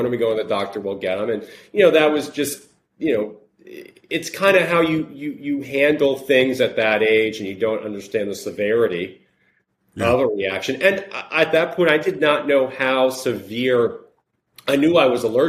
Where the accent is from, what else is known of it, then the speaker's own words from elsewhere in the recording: Long Island, New York, United States; moved away as an adult; also born or lived in Connecticut; I grew up in Long Island, New York, finished up school